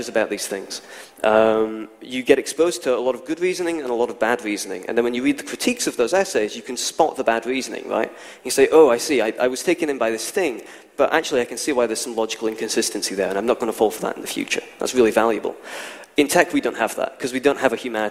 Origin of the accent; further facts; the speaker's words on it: Scotland, United Kingdom; I'm from Scotland